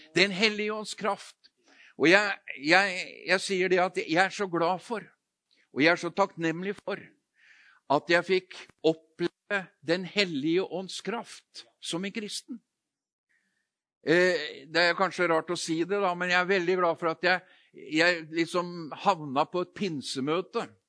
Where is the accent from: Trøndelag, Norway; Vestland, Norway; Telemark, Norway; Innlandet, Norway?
Telemark, Norway; Notodden; moved away; jeg kommer fra Notodden. Eh, vokst, født og vokst opp der, men jeg har jo bodd flere andre steder òg